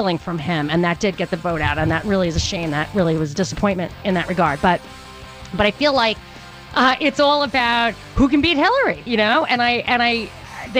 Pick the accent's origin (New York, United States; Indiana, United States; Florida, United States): New York, United States; I grew up in New York